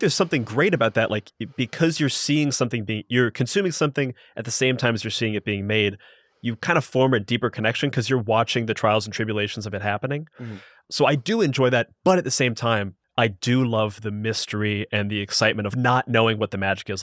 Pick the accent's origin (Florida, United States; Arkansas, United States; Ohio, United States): Ohio, United States; Columbus; I'm from Columbus, Ohio